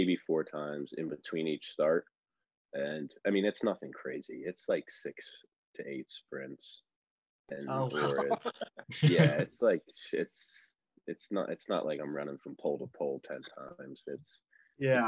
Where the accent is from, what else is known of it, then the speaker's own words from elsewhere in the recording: Northeast, United States; moved away as an adult; I grew up with in the Northeast